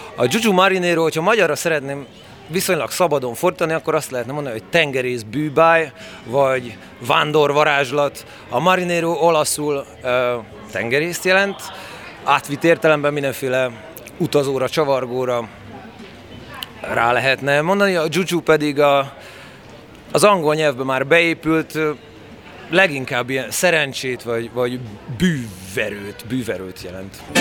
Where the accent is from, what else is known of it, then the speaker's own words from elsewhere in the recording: Oradea, Bihor County, Romania; Erdélyben születtem legutoljára, nagyváradi születésű vagyok.